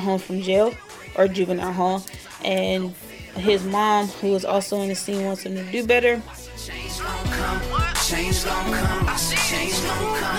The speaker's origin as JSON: {"language": "English", "town": "Richmond", "region": "California", "country": "United States", "said": "I'm from Richmond, California, and I'm 25"}